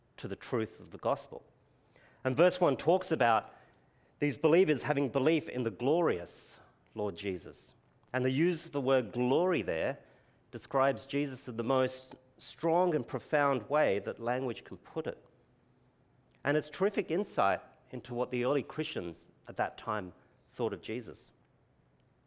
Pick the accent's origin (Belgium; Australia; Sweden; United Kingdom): Australia; Brisbane, Queensland; accent: Queenslander; now in Adelaide, Australia; having been born in Brisbane, I'm going to use my Queenslander accent